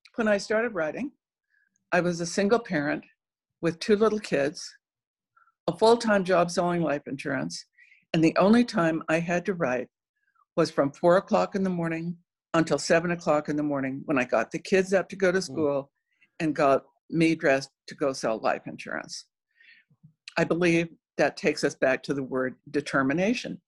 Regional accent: Cochise County, Arizona, United States; also born or lived in South Dakota; I grew up in Cochise County in the far southeast corner of Arizona, right on the New Mexico Mexican border

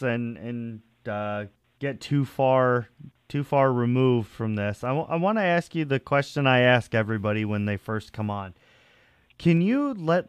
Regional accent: New York, United States; I'm from New York

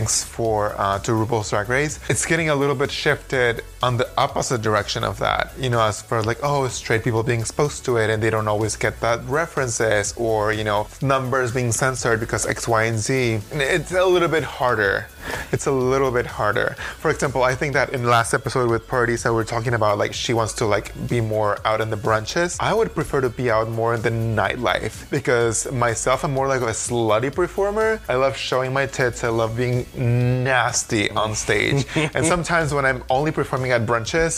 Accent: Mexico; English is a second language; moved away as an adult; I grew up in Mexico. I was born and raised in Mexico, and I came here in 2012.

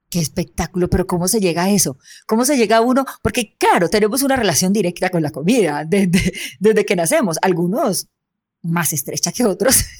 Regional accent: Soledad, Atlántico, Colombia; de mi tierra, de Soledad Atlántico

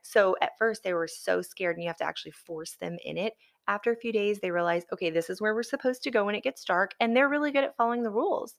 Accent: the South, United States; also born or lived in Alabama / Florida; I grew up in the South, I mean, I'm a F, Alabama, Florida girl

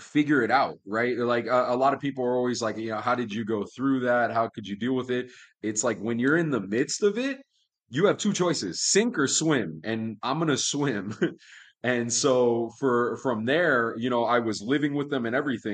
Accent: Miami, Florida, United States; moved away as an adult; also born or lived in Key West, Florida; now in Las Vegas, United States; I was born in Key West, Florida, raised in Miami

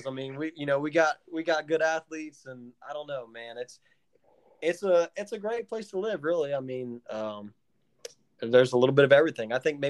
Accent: Ohio, United States; I'm from Ohio.

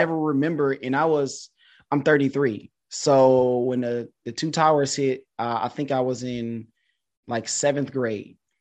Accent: Detroit, Michigan, United States; also born or lived in China; I'm from Detroit, Michigan.

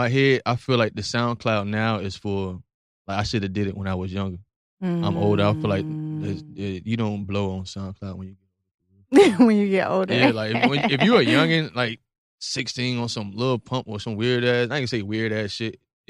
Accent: Virginia Beach, Virginia, United States; The beach. The real beach. Oceanfront.

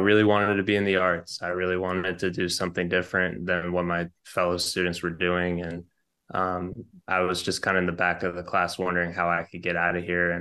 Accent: Boston, Massachusetts, United States; growing up in Boston, you know, East Coast kind of vibe

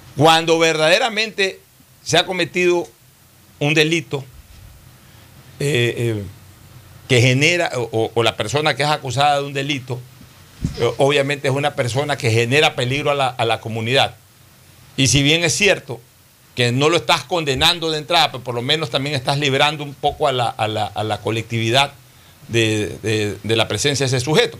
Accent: Ecuador; en mi país, que es un país pequeño de 16 17 millones de ecuatorianos

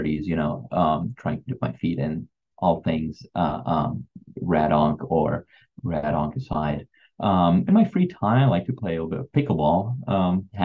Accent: Beirut, Beirut Governorate, Lebanon; moved away as an adult; also born or lived in Texas, United States; now in Houston, United States; I'm from Beirut originally. I grew up in Beirut, Lebanon. That's where I went to school, medical school, and then moved here to the United States afterwards.

